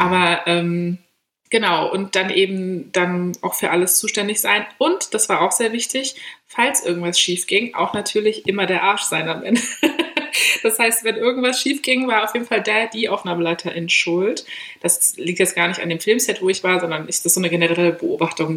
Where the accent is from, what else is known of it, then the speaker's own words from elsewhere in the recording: Berlin, Germany; ich komme aus Berlin, Großstadt